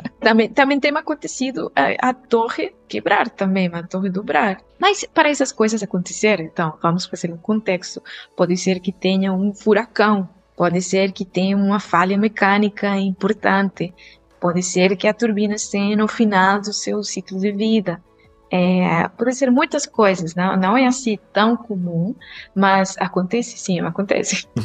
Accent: Costa Rica; Portuguese is a second language; moved away; ainda não descobriram de onde que é meu sotaque, eu sou da Costa Rica.

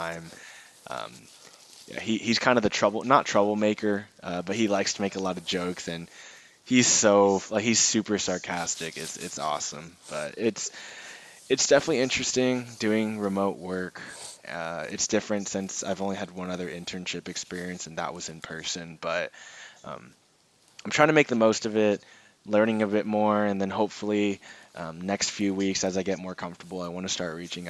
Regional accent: Houston, Texas, United States; I'm from Houston

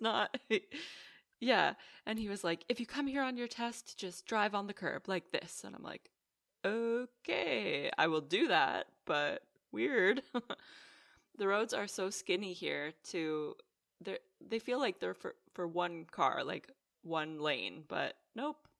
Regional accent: Canada; now in Netherlands; growing up in Canada, the roads there, they're so big

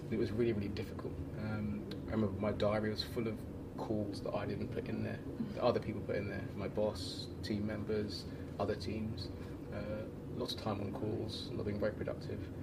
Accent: London, United Kingdom; moved away as an adult; also born or lived in Chile / Copenhagen, Denmark; now in Portugal; I'm a Londoner, um, but I left London five years ago.

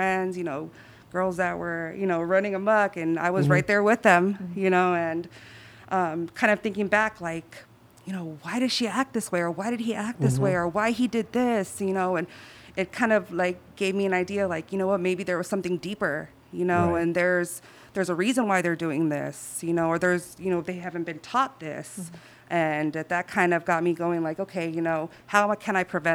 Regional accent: San Diego, California, United States; I grew up in Barrio Logan

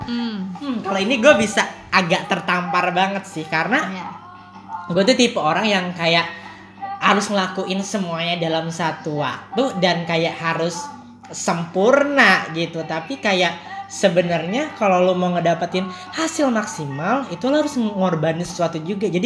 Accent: Indonesia; kita bu tidak bangga sebagai orang Indo bangga kita bangga

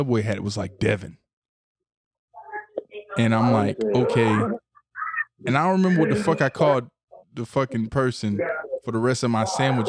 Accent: the South, United States; I'm from the South

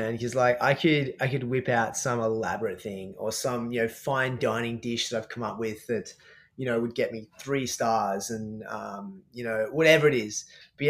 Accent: Australia; I'm an Aussie chef, obviously a performance chef

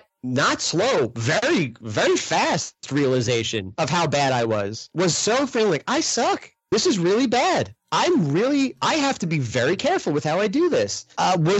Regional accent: New York, United States; moved away as an adult; now in Midwest, United States; I grew up back east. I grew up in New York. I went to school in upstate New York

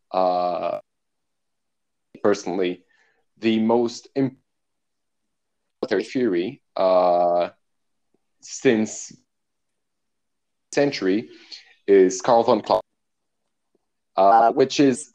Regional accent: Brazil; I'm from Brazil

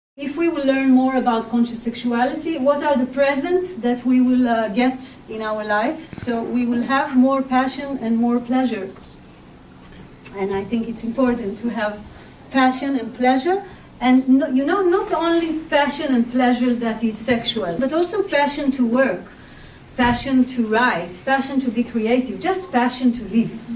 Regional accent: Israel; I was born and raised in Israel

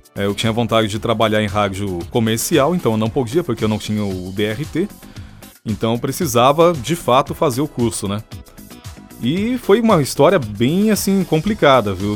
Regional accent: São José dos Campos, São Paulo, Brazil; Jovem Pan São José dos Campos, que é a minha cidade natal

